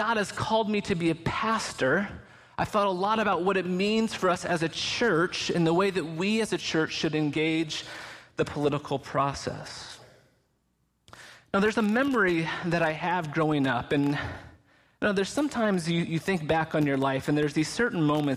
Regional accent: Lynchburg, Virginia, United States; also born or lived in Canada; I was born in May of 1979 in Lynchburg, Virginia, while my parents were both students at Liberty University.

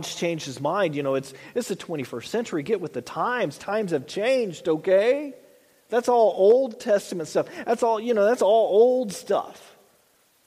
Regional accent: the South, United States; I grew up in the South, the ladies had the white gloves

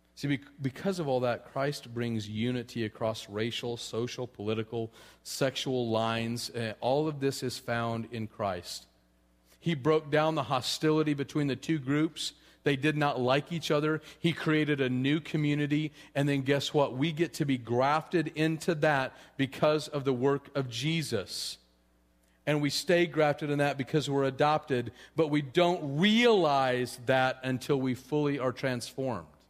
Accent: Colorado, United States; I'm from Colorado

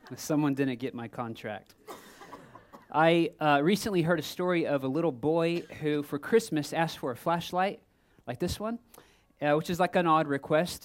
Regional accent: Texas, United States; I'm from Texas, and my family always vacationed in Florida

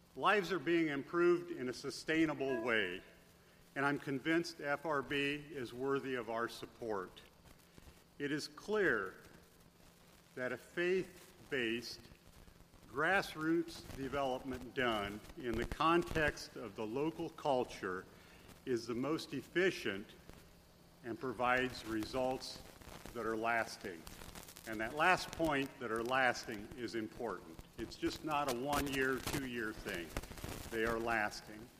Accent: Adams County, Indiana, United States; we are from Adams County, which is south of Fort Wayne, about 30 miles, and right along the Ohio line.

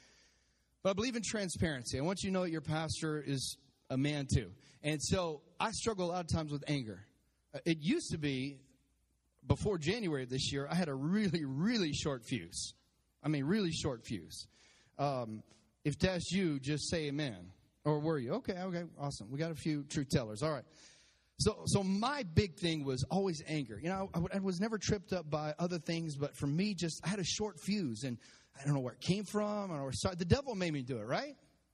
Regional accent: Texas, United States; I'm from Texas

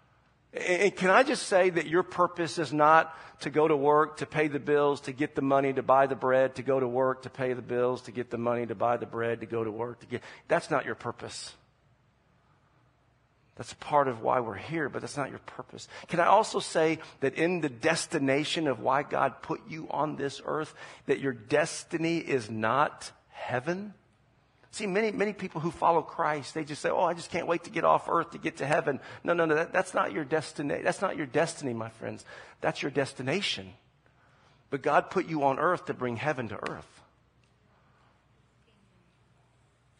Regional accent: Charleston, South Carolina, United States; moved away as an adult; also born or lived in Omaha, Nebraska; now in San Jose, United States; we're originally from Charleston, South Carolina, and that's where we spent most of our life, except for a little bit of time in Omaha, Nebraska

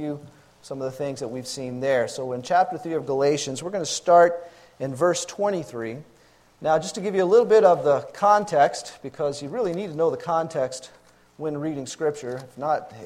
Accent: Louisiana, United States; moved away as an adult; also born or lived in Texas; moved back to my home state, Louisiana, to help take care of my parents

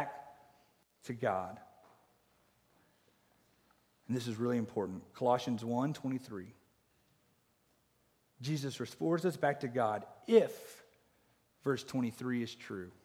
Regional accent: Oklahoma, United States; growing up in Oklahoma in the Bible Belt

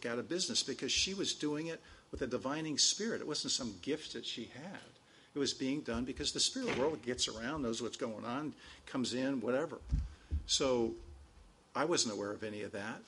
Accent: Chico, California, United States; a waitress in my hometown up there in Chico, California, Northern California

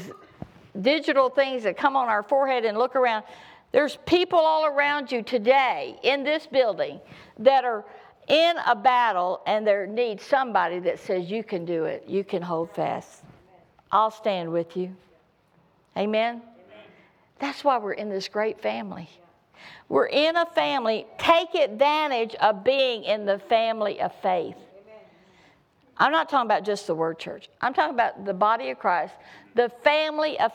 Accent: the South, United States; I come from the South

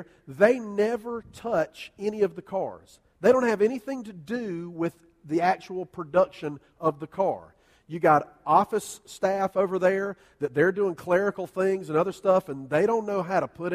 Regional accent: United States

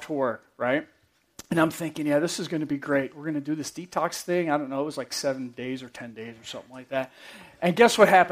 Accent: New York, United States; I'm from New York

